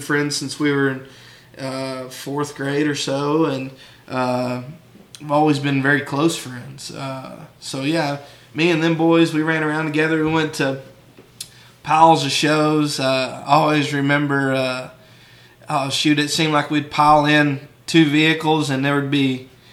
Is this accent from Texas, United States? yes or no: yes; San Angelo, Texas, United States; born and raised in San Angelo